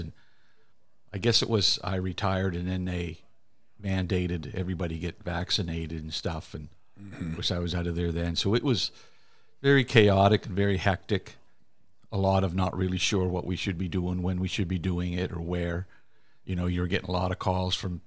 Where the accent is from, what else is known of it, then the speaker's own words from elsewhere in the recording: Canada; being Canadian and all